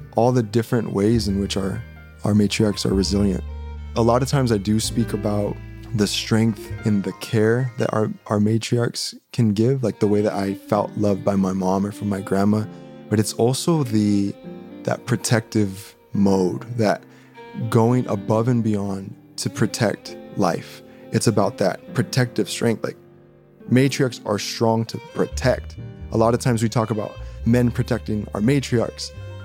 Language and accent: English; Phoenix, Arizona, United States; I grew up in West Phoenix